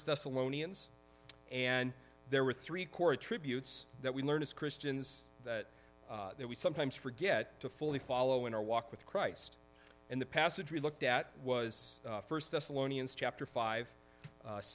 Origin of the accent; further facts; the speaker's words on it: Laramie, Wyoming, United States; I grew up in Laramie, Wyoming, where it seems like all it does is snow all the time.